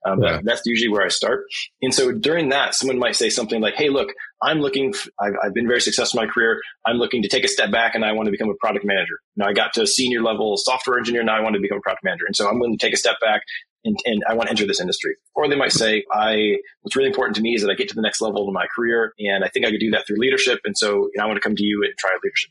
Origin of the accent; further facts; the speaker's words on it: Flint, Michigan, United States; I'm from Flint, Michigan, so we have a lot of history of automotive industry